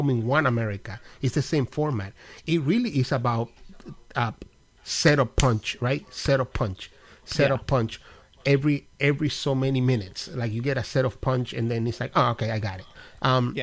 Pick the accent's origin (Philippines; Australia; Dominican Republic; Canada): Dominican Republic; now in United States; I'm not African-American technically because I'm Dominican